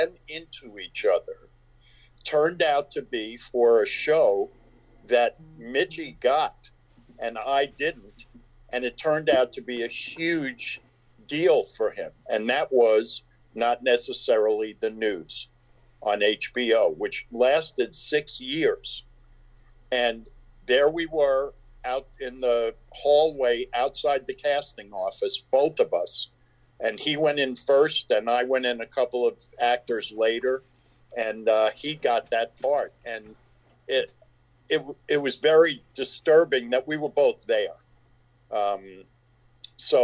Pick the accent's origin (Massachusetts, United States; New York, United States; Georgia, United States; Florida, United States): New York, United States; Long Island; We grew up mostly on Long Island